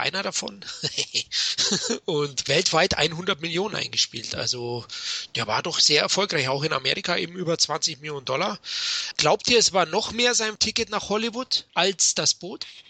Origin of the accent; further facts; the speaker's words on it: Munich, Bavaria, Germany; ich bin ja aus München